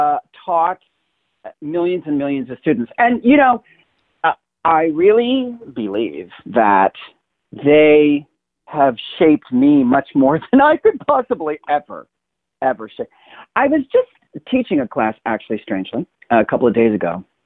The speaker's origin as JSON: {"language": "English", "town": "Inglewood", "region": "California", "country": "United States", "tie": "born or raised there", "said": "I'm actually from California. I was born here, where I am right now. And I was born in Inglewood, California. And then we lived all over Southern California until I was about 10 when my parents divorced."}